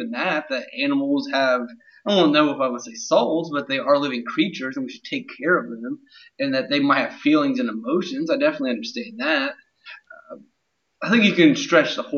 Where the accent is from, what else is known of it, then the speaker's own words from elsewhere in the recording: Ohio, United States; now in North Carolina, United States; I'm more in like the Piedmont of Ohio, the rolling foothills, the French say, Piedmont. I went from the Piedmont of Ohio to the Piedmont of North Carolina.